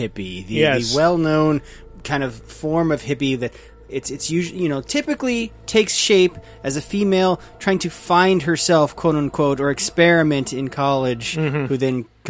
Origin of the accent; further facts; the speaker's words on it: Southern California, United States; I'm from Southern California in the 90s.